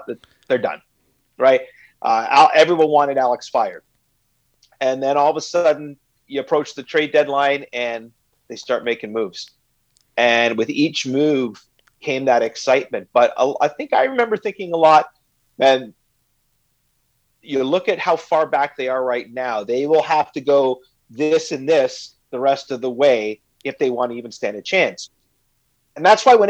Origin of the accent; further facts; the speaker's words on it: Canada; as a Canadian